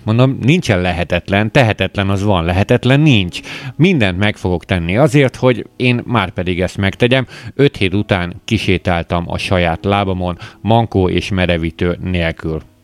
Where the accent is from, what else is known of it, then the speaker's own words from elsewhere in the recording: Hungary; magyarok vagyunk